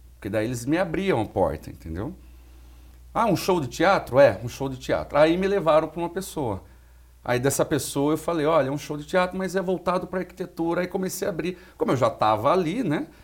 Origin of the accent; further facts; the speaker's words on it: Limeira, São Paulo, Brazil; em Limeira, na minha cidade natal